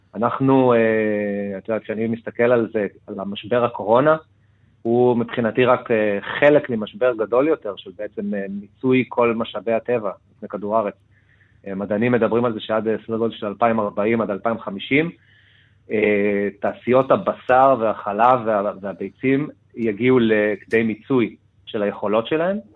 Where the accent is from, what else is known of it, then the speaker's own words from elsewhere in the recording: Argentina; now in Israel; בתור ארגנטינאי